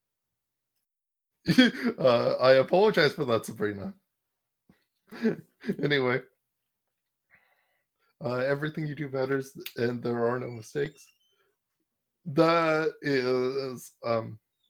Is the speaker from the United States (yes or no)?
no; Canada; as a Canadian